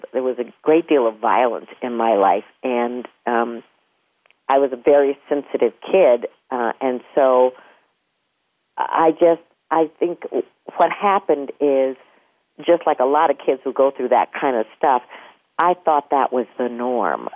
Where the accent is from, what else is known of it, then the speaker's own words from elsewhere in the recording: Minneapolis, Minnesota, United States; I was born in Minneapolis